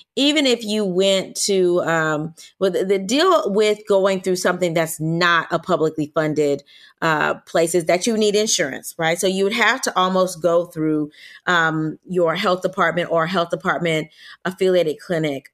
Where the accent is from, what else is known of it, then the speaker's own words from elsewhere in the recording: Louisiana, United States; I'm from Louisiana